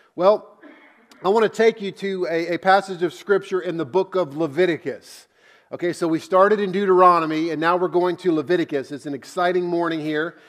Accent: United States; I grew up in America

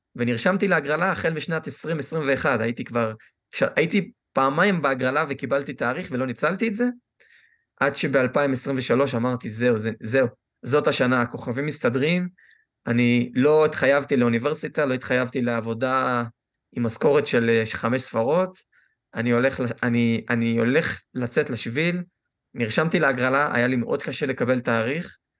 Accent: Israel; moved away; אני ישראלי 100%

